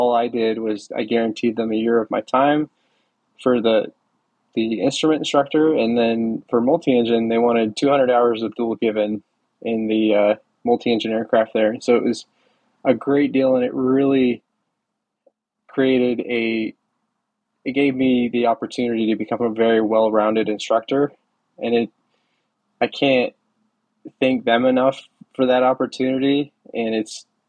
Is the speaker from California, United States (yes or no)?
no; Wyoming, United States; moved away as an adult; also born or lived in Central Florida; I grew up in Wyoming, and I worked with a small flight school out there